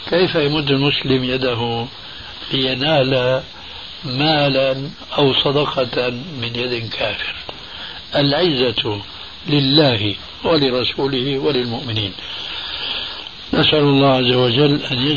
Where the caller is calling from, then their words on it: United States; وأقول من أمريكا.